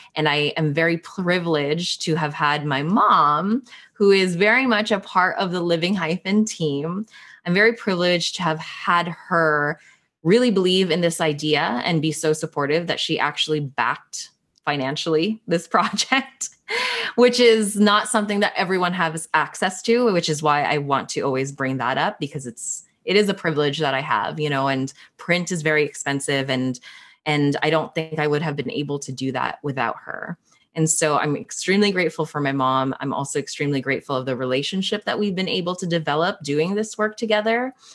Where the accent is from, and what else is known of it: Toronto, Ontario, Canada; born or raised there; also born or lived in Philippines